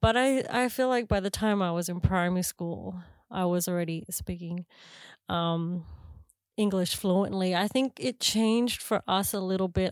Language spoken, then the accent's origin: English; Canberra, Australian Capital Territory, Australia; moved away as an adult; now in New Zealand; I grew up in Canberra